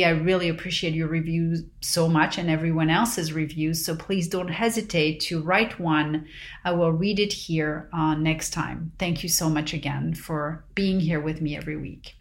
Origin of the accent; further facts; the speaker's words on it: Paris, Île-de-France, France; growing up in Paris